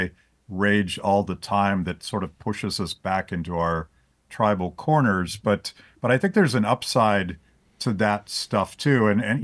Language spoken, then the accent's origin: English; Pennsylvania, United States; but I'm mostly just from Western Pennsylvania, where that is the only appropriate way to cook a steak.